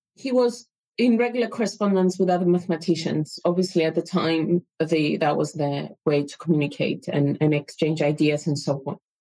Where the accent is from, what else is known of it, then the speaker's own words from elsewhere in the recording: Cyprus; moved away as an adult; I lived mm, uh, yeah. quite old in Cyprus and, and then moved here.